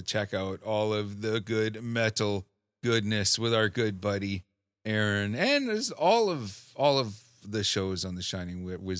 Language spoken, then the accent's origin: English; Canada; As good Canadian boys.